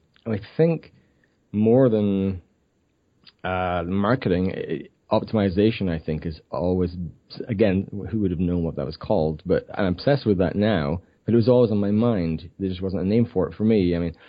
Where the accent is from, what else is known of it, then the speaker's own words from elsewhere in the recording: Scotland, United Kingdom; moved away as an adult; now in Vancouver, Canada; I grew up in a tiny village in Scotland. My accent is really diminished.